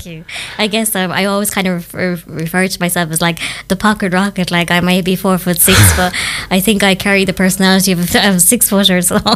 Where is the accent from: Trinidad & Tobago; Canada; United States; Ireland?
Ireland; County Clare, Munster; I am originally from County Clare